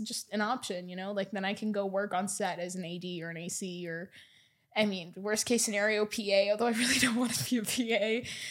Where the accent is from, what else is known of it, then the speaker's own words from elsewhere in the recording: Edmonton, Alberta, Canada; now in Vancouver, Canada; growing up in Edmonton, was, I spent most of the time just wanting to leave Edmonton